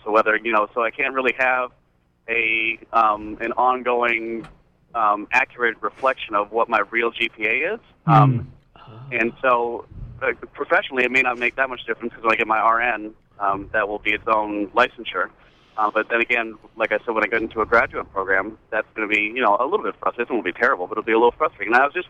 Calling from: Camden, Maine, United States; Good morning. … I'm calling from Camden.

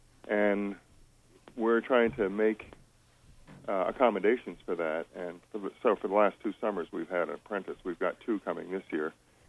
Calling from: Stonington, United States; I'm from Spruce Hill Farm down in Stonington.

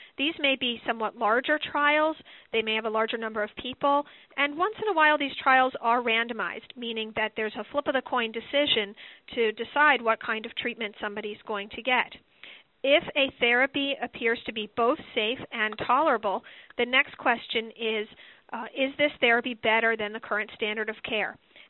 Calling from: Boston, Massachusetts, United States; I'm calling in from Dana-Farber Cancer Institute in Boston, Massachusetts.

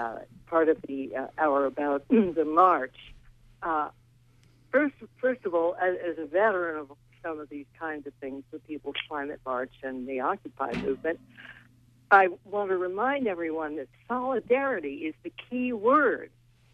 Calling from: Rockland, United States; from Rockland.

